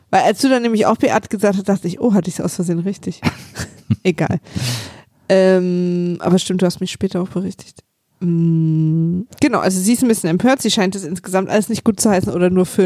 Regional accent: East Germany, Germany; Du, ich komme aus der DDR.

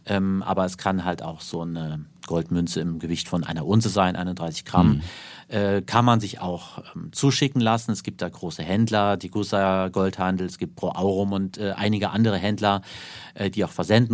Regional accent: Saarland, Germany; von meiner Heimat im Saarland

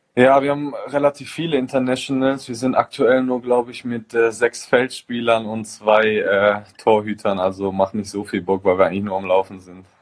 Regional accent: Germany; now in Bergamo, Italy; ich noch nie in meinem Heimatland Fußball gespielt habe

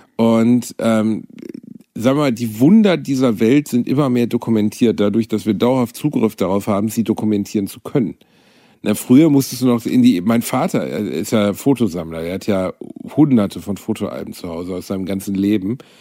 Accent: Gelsenkirchen, North Rhine-Westphalia, Germany; aus meiner Kindheit in Gelsenkirchen über meine Mama

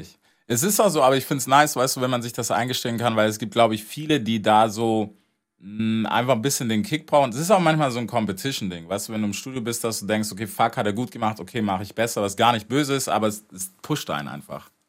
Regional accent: United States; moved away; als Amerikaner

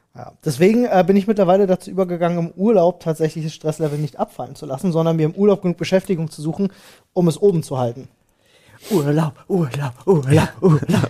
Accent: Berlin, Germany; ich bin in Neukölln zur Schule gegangen

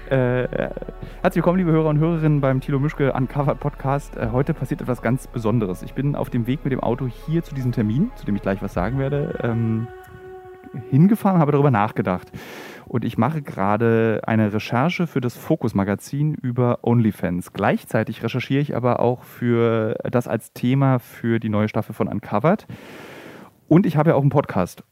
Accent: the East, eastern Germany, Germany; now in Berlin, Germany; also ich komme aus dem Osten

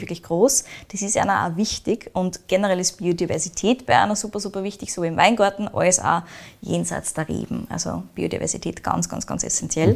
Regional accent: Austria; bei uns in Österreich

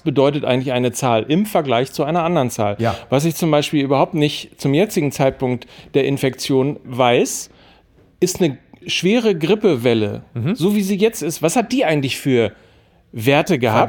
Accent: Germany; uns als Deutsche

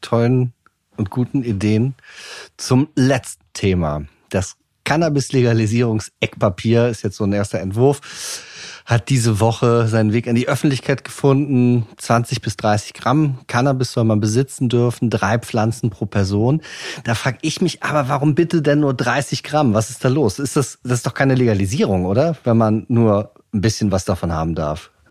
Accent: Germany; wir als äh, Deutsche, als Europäer

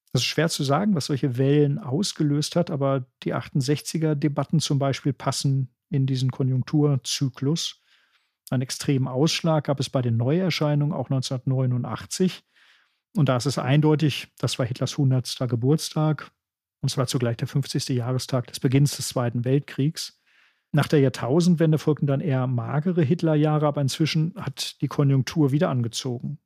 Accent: Germany

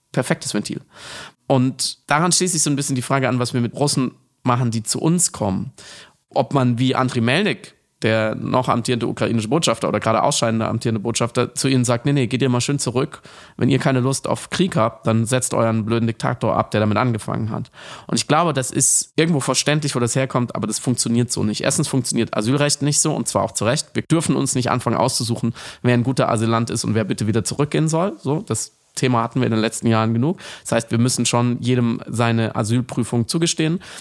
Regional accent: Germany; ich als Deutscher

